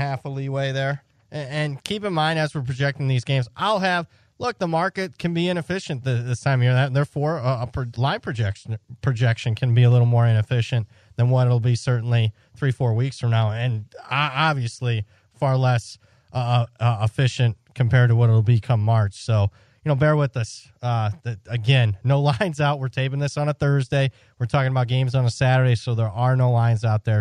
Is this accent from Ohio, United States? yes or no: yes; Ohio, United States; I'm from Ohio